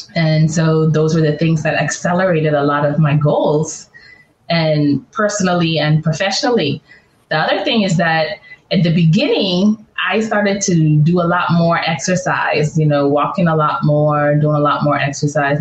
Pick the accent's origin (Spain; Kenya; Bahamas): Bahamas; also born or lived in California; now in Atlanta, United States; I grew up in the Bahamas